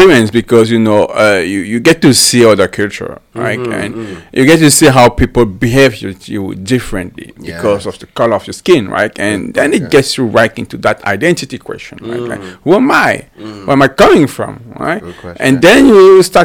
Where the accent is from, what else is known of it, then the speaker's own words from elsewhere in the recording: Cameroon; moved away as an adult; also born or lived in Germany; now in Canada; I'm coming from Cameroon. Like I was born and raised in Cameroon